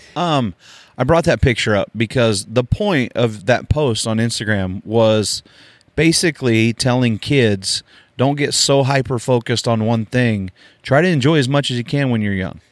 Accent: Oklahoma, United States; I grew up in Oklahoma

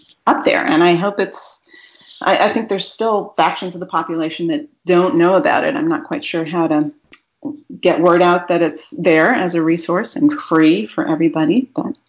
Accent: Austin, Texas, United States; Austin, Texas, my hometown.

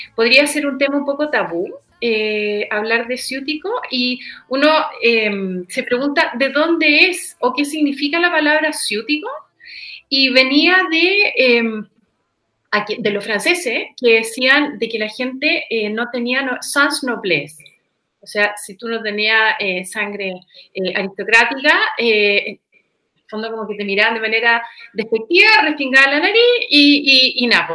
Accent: Chile; para uno como chileno

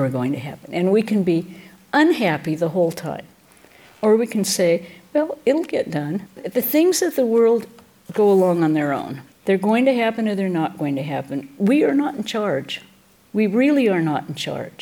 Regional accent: Washington, United States; now in California, United States; I grew up in Washington State

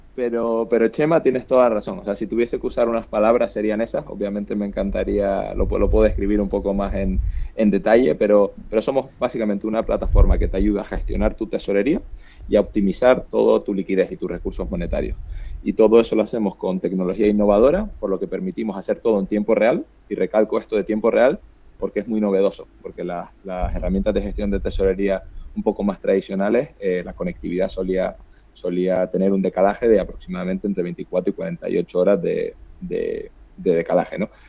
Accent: Canary Islands, Spain; accent: Canarian; moved away; yo, canario, como puedes, como puedes ver por mi acento, pero ya llevo mucho tiempo viviendo fuera

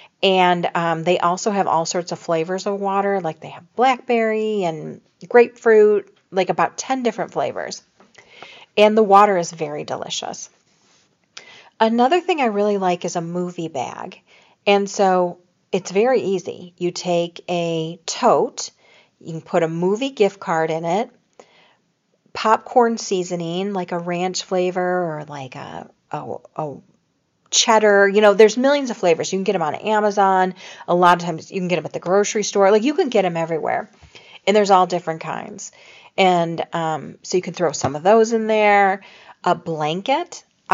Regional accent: Chicago, Illinois, United States; I came from Chicago where they had Fannie Mae, and thought I would never love See's, But I love C's.

